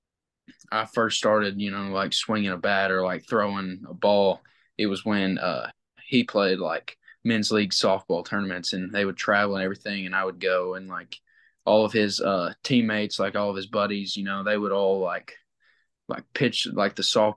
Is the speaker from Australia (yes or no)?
no; Batesville, Arkansas, United States; I'm from Batesville